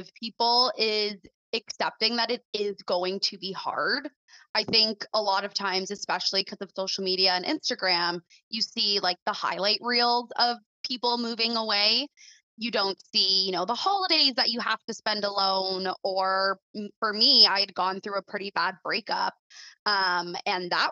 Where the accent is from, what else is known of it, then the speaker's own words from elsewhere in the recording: Mississauga, Ontario, Canada; moved away as an adult; I was born and raised in Mississauga